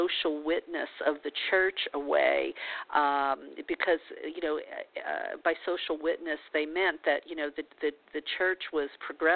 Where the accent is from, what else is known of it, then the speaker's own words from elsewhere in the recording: Louisiana, United States; I was born in Louisiana in the Bible Belt as a Catholic